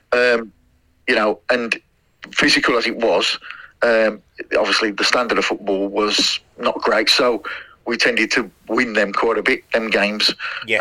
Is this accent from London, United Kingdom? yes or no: no; Tipton, West Midlands, United Kingdom; I was from I was from Great Bridge in Tipton, so I was playing for that area